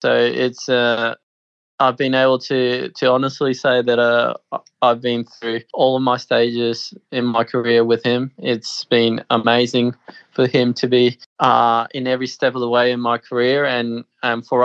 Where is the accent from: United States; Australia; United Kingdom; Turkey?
Australia; born there; I was born in Australia. I I really have always felt Australian